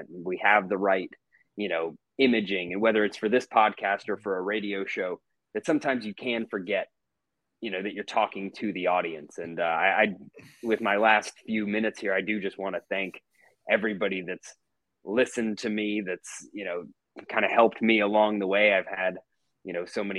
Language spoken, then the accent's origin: English; Atlanta, Georgia, United States; also born or lived in Oxford, Mississippi / Jackson, Mississippi; growing up here. You know, I moved here when I was 3 years old